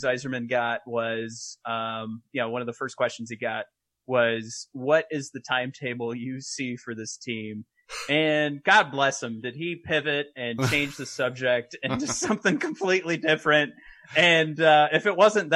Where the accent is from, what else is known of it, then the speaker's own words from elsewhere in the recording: Detroit, Michigan, United States; I grew up in Detroit